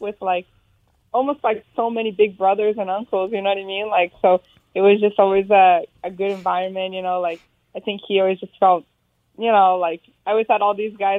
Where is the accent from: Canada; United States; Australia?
United States; Arizona; I was born in Arizona